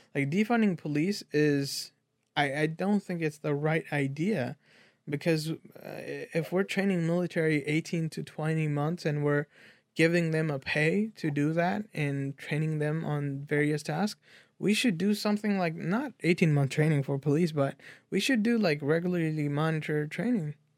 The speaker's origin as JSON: {"language": "English", "country": "United States", "said": "we are American people"}